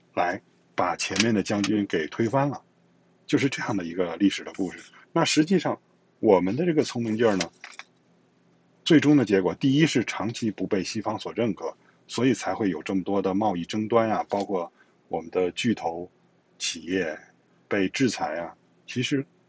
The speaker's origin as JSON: {"language": "Chinese", "country": "China", "tie": "born or raised there", "also_born_or_lived": "Europe", "moved": "as an adult", "said": "我现在生活在跟我出生的地方直线距离不到五百米的，就是这个地方"}